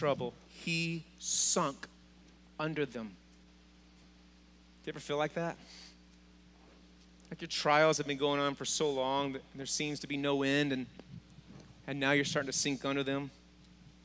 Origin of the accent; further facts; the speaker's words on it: Texas, United States; Being from Texas